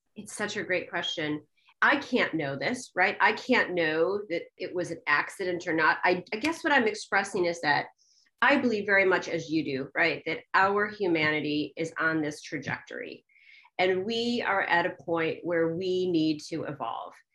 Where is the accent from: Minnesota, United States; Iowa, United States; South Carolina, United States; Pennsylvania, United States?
Iowa, United States; Cedar Rapids; I was born in Cedar Rapids, Iowa, you know, the child of 100% Czech